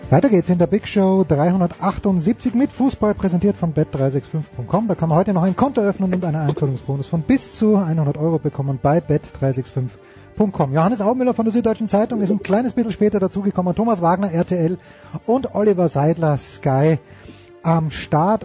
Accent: Austria; ich bin Österreicher

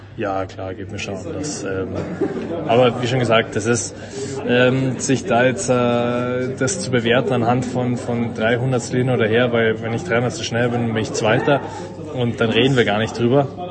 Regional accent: Munich, Bavaria, Germany; als Münchner

